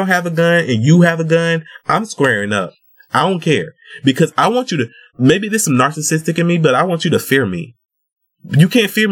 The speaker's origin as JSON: {"language": "English", "region": "Georgia", "country": "United States", "tie": "born or raised there", "said": "I grew up in Georgia"}